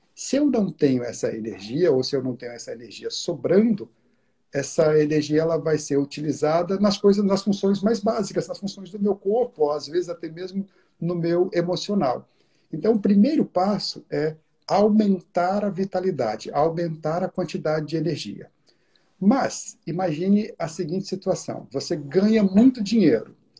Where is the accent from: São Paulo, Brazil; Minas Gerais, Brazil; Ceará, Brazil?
Minas Gerais, Brazil; also born or lived in Curitiba, Brazil; now in New York, United States; Eu sou originalmente eu sou de Minas Gerais mas adotei como adotei Curitiba como minha, minha segunda segunda casa